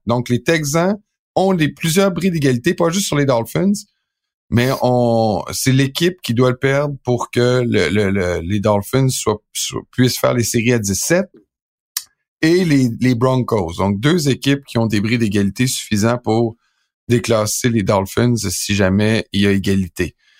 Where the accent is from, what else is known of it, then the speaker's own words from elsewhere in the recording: Quebec, Canada; also born or lived in Aix-en-Provence, France; quand je suis revenu au Québec, là, ça m'a pris plusieurs années de perdre mon accent français. Et euh, c'était un accent du midi